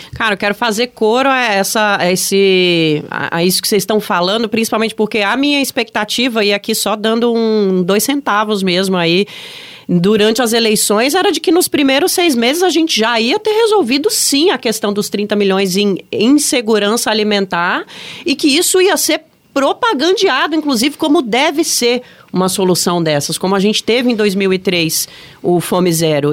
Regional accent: Brasília, Federal District, Brazil; eu sou brasiliense.

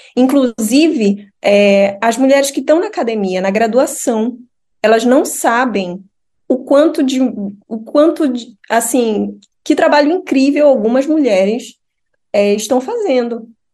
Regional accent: Pará, Brazil; moved away as an adult; also born or lived in Espírito Santo; now in Jyväskylä, Finland; eu sou paraense

